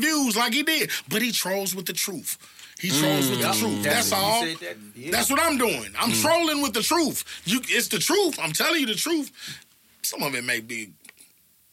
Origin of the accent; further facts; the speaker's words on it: St. Louis, Missouri, United States; I'm from St. Louis